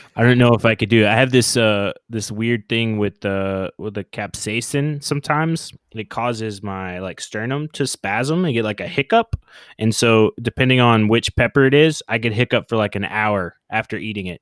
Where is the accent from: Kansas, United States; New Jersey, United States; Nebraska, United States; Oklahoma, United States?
Oklahoma, United States; moved away as an adult; also born or lived in New Orleans / San Diego; growing up in Oklahoma